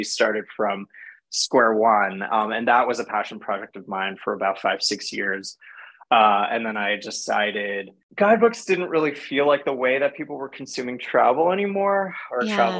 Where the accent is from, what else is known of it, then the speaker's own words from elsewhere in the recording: Canada; moved away as an adult; also born or lived in Paris, France; I grew up in Canada